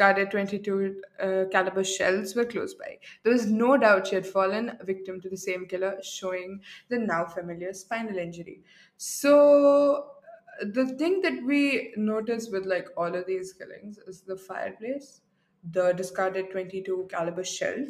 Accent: India; accent: Arab; I'm not German. I'm very Indian. Though I have an Arab accent sometimes

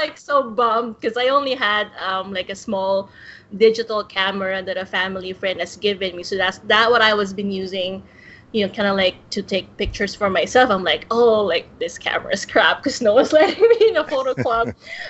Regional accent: Toronto, Ontario, Canada; I am from Toronto in Ontario, Canada.

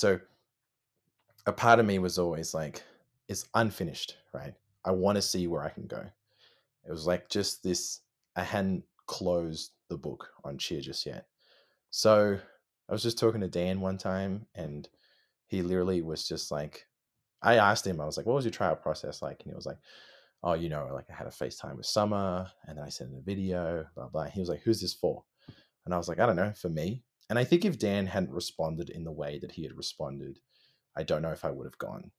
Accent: Melbourne, Victoria, Australia; No, we're all from Australia. All four of us.

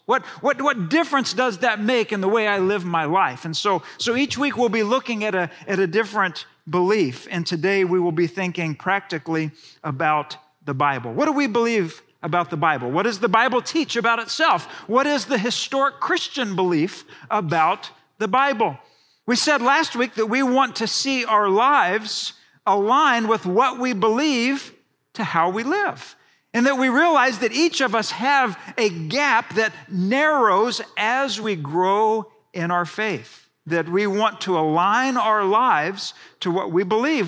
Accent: Houston, Texas, United States; I grew up in Houston, Texas

